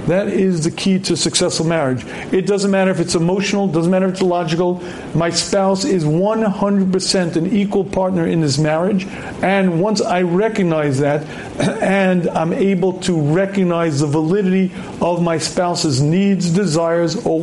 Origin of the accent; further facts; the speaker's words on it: New York City, New York, United States; I was born in Queens.